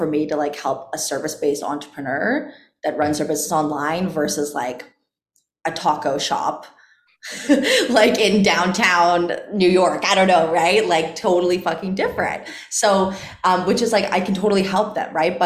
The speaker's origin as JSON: {"language": "English", "country": "Canada", "also_born_or_lived": "Caribbean coast, Mexico", "moved": "as an adult", "lives_now": "Mexico", "said": "I'm Canadian, but I currently live and I've been living in the Caribbean of Mexico"}